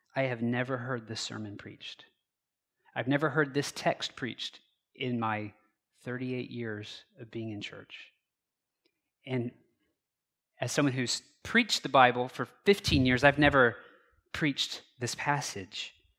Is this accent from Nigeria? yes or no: no; United States; I was born on Thursday morning, November third, nineteen eighty-three, at eight forty-nine A M, Wichita General Hospital